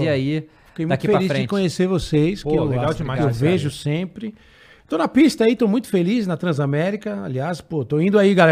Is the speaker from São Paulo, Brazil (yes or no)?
yes; Bariri, São Paulo, Brazil; eu sou de São Paulo, sou do interior de São Paulo. Uhum. Todo mundo que é de São Paulo, do interior de São Paulo, de uma certa idade, escuta a história de 51. Uhum. Isso é contado. Lá em Bariri, na minha cidade